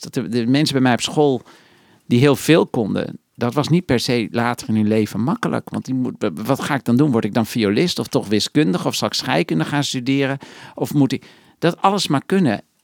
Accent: Netherlands; ik ben opeens een gekke Nederlander

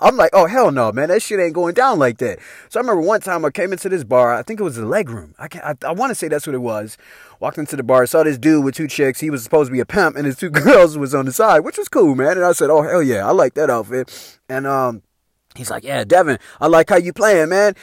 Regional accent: Chicago, Illinois, United States; moved away as an adult; now in Idaho, United States; my hometown of Chicago

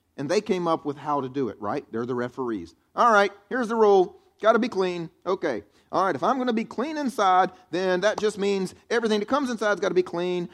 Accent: the South, United States; I grew up here in the South, and that's the way I was raised

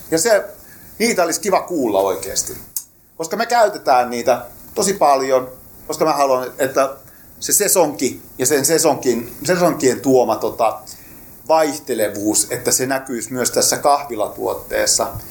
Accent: Rauma, Satakunta, Finland; mä olen itse raumalainen lähtöisin

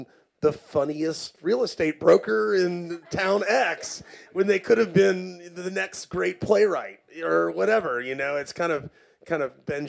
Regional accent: the South, United States; No, when I was growing up in the South, and I'm sure a lot of y'all can agree, you were either a lawyer, a doctor, or a banker.

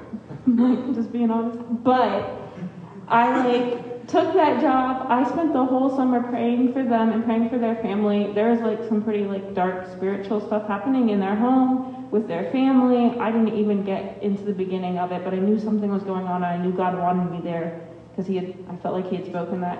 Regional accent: Ohio, United States; I'm from Ohio

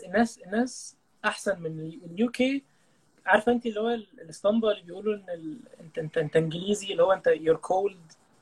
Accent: Egypt

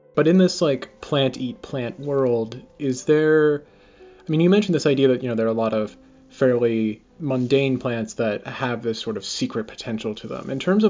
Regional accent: United States; I come from a part of the United States that I think has a kind of long folklore history of, you know, the slightly off rural farmer who is a dangerous person.

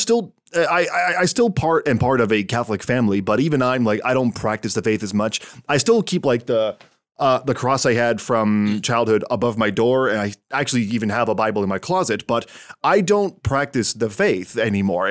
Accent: Canada; my home country of Canada

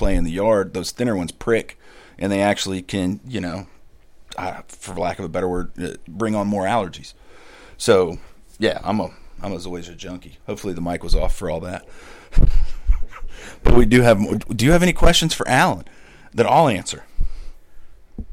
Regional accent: Midwest, United States; I grew up in the Midwest

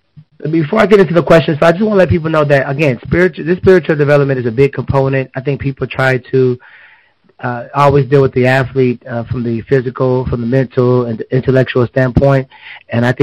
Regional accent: Akron, Ohio, United States; I grew up in Akron, Ohio

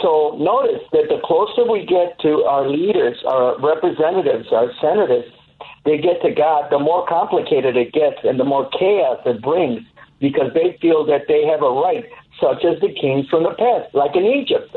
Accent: Mexico; now in United States; I came from Mexico

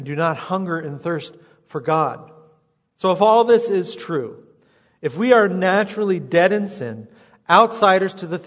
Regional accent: United States; I feel I'm an American

